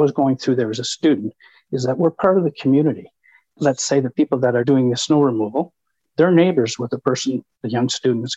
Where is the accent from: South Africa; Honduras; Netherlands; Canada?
Canada